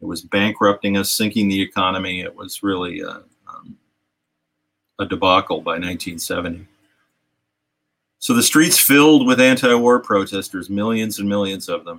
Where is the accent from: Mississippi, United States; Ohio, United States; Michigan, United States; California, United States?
Ohio, United States; Richfield; Richfield, Ohio, which is my hometown